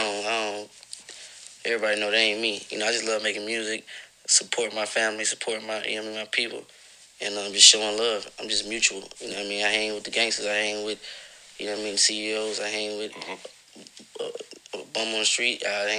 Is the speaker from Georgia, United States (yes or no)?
yes; Augusta, Georgia, United States; Growing up in Augusta, man, it was, you know, of course, hard times. You know, my city is, like, really poverty-stricken.